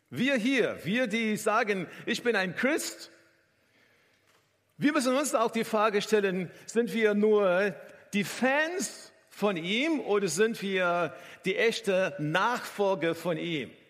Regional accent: South Africa; auch vor Ort in Südafrika, wo ich herkomme, äh, habe ich insgesamt zehn Formel 1 Rennen angeschaut live

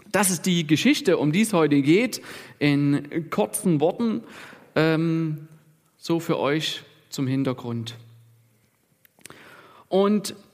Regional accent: Germany; Und, und wir als Deutsche, wir sind ja auch so ein bisschen sicherheitsbewusst ne, und bedürftig.

